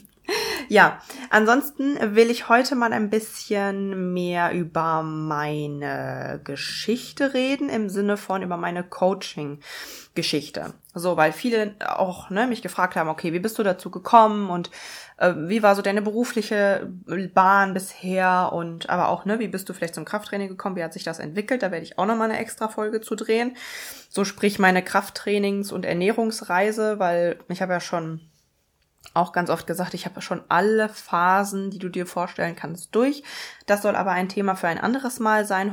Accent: Münsterland, North Rhine-Westphalia, Germany; moved away as an adult; now in Bochum, Germany; Ich komme eigentlich, bin ich aufgewachsen im Münsterland

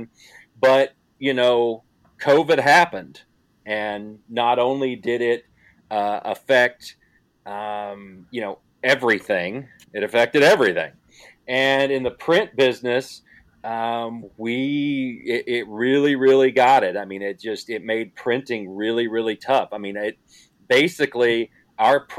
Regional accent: Kentucky, United States; I'm from Kentucky

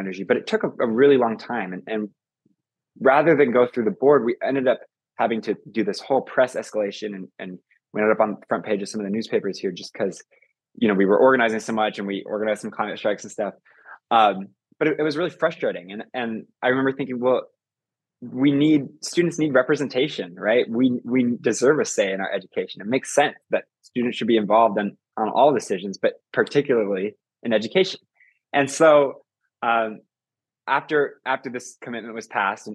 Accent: Boise, Idaho, United States; growing up in Idaho, and especially as a climate activist in Boise

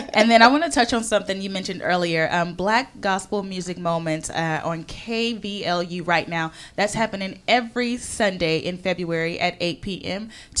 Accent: Houston, Texas, United States; I'm from Houston, Texas.

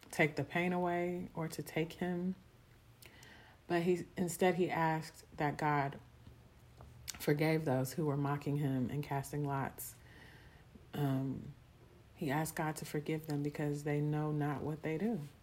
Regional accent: Houston, Texas, United States; I'm from Houston, Texas.

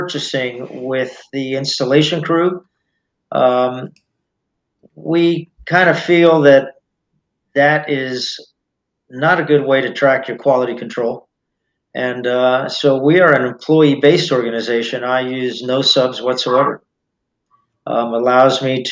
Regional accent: Miami, Florida, United States; I was raised in Miami

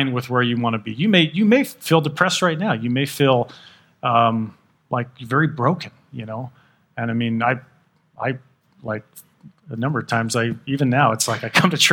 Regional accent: Texas, United States; now in Utah, United States; I'm from Texas

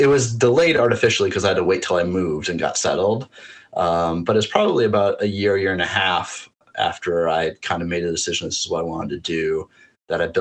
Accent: North Dakota, United States; I grew up in North Dakota, but spent a lot of my summers in Minnesota at my aunt's lake cabin

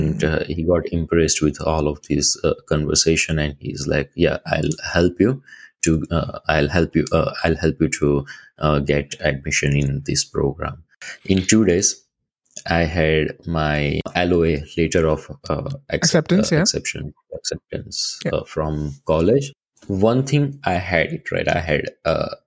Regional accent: Ahmedabad, Gujarat, India; moved away as an adult; now in Canada; I'm from Ahmedabad

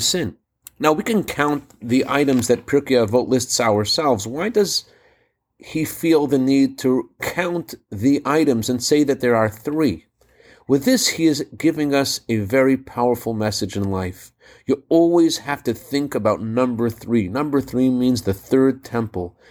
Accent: Massachusetts, United States; Growing up in Massachusetts

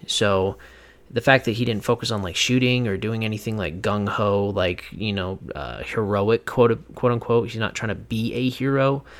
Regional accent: Whatcom County, Washington, United States; moved away; back in my hometown where I grew up. Uh, you know, years ago, and that is a place called Whatcom County.

